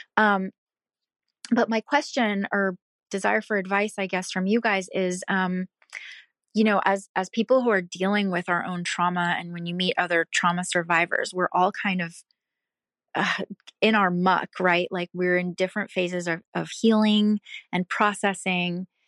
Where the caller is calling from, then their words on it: Pacific Northwest, United States; I'm calling from the Pacific Northwest